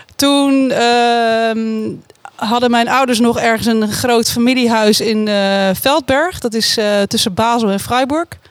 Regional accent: Oegstgeest, South Holland, Netherlands; Sindsdien ben ik opgegroeid in Oesgeest

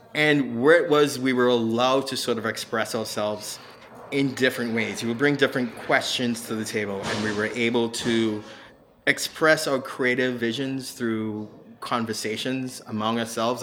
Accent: Trinidad & Tobago; also born or lived in Miami; now in Hilton Head, United States; originally from Trinidad

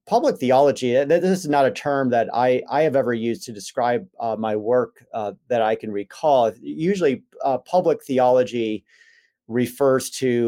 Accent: Chicago, Illinois, United States; I was raised in the Chicago suburbs and raised in the Christian Reformed Church, which is a historically Dutch Reformed church.

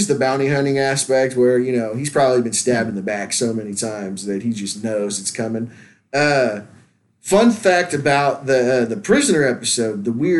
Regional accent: Louisiana, United States; I want to watch it just because it's in my home state.

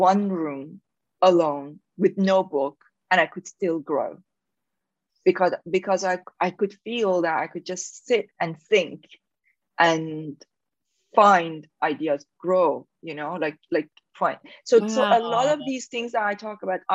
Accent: Iran; accent: Persian; English is a second language; moved away as an adult; being in Iran, because I grew up in Iran

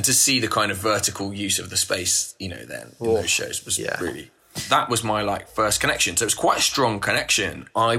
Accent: Croydon, London, United Kingdom; now in -; because I don't come from the Midlands, I'm from London, Croydon, that's where I grew up

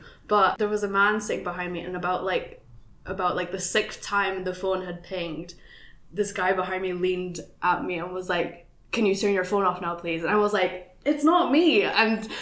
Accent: Philippines; I'm a Filipina

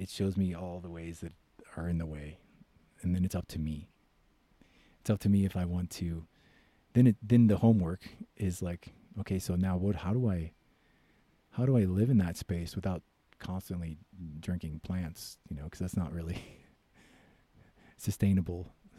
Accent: United States; I'm American

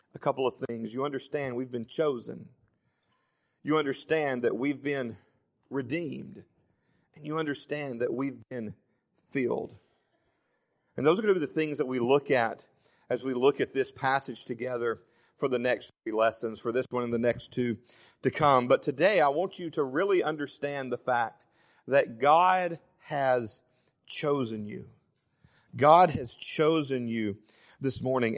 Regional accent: Savannah, Tennessee, United States; moved away as an adult; also born or lived in Florence, Alabama; I was born and lived in Florence until I was ten, and then we moved to Savannah, and I pretty much grew up the rest of my life in Savannah

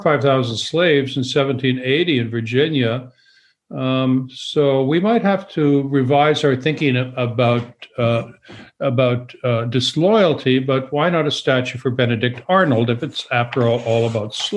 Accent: Canada; moved away; I'm both Canadian and American

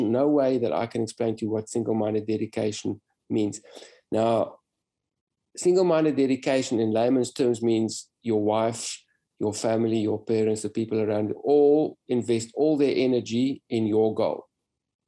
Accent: South Africa; I came from South Africa, raced in Europe

